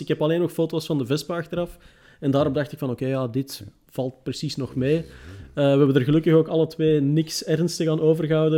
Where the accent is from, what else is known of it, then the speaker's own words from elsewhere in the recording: Antwerp, Flanders, Belgium; ik ben van Antwerpen